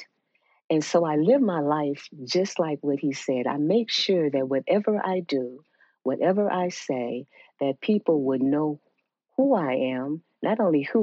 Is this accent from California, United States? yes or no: no; Chicago, Illinois, United States; moved away as an adult; now in Georgia, United States; I'm originally from Chicago, so I was working in Chicago before I came to Georgia